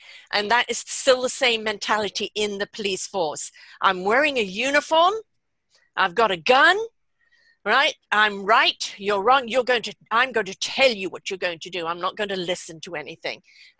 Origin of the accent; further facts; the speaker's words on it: Canada; And I'm Canadian, for Christ's sake, and I get worked up over this.